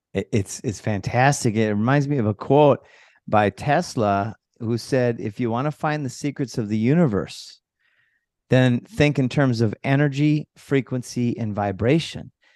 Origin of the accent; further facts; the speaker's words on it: Minnesota, United States; moved away; also born or lived in Costa Rica; I came from Minnesota. I grew up there when I was a kid.